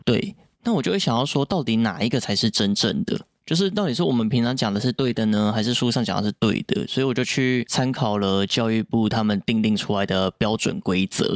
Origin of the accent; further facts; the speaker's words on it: Yilan County, Taiwan; accent: Yilan accent; 我们宜兰腔是这样讲